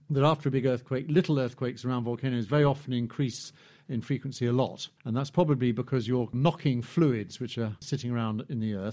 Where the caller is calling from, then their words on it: Cambridge, East of England, United Kingdom; from Cambridge.